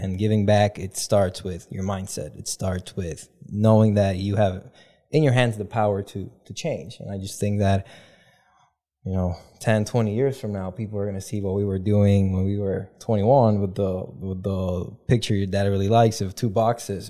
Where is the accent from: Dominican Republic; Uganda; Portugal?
Dominican Republic; moved away as an adult; also born or lived in Kalamazoo, Michigan; being born and raised in the Dominican Republic